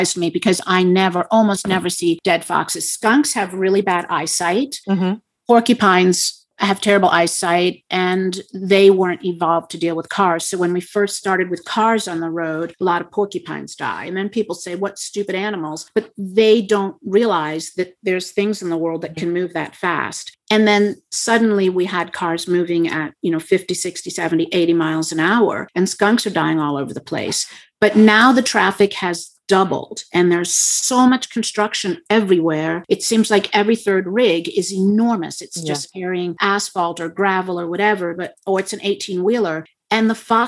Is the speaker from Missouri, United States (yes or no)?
no; Montana, United States; I come from Montana